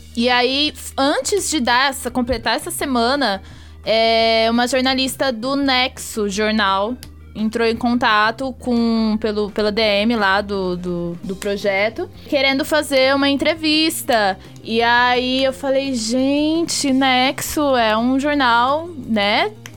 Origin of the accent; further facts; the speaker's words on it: Fernandópolis, São Paulo, Brazil; moved away as an adult; now in São Paulo, Brazil; Lá na minha cidade, é uma cidade de 60 mil habitantes, é Fernandópolis, interior de São Paulo